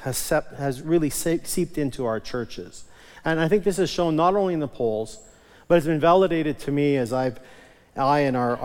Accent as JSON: {"language": "English", "town": "Onoway", "region": "Alberta", "country": "Canada", "tie": "born or raised there", "said": "I was raised in Onaway Evangelical Free Church up north of Edmonton, and I remember as a kid, we always called it communion"}